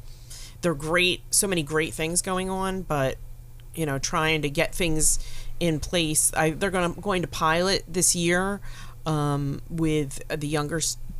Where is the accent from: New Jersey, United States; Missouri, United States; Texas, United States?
New Jersey, United States; Willingboro; I grew up in Wellingboro, and that was way back.